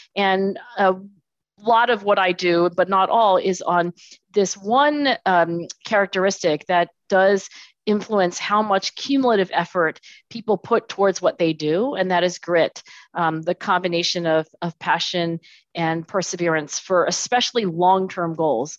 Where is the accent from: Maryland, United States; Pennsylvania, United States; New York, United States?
Pennsylvania, United States; Philadelphia; I was born in Philadelphia, actually down the street. So, I'm in Philadelphia today, and I was born in Philadelphia.